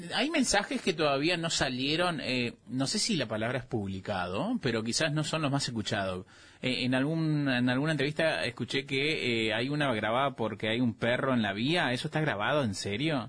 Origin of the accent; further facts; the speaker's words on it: Clorinda, Formosa, Argentina; moved away; also born or lived in Misiones; De Misión en realidad, pero me crié en Formosa Clorinda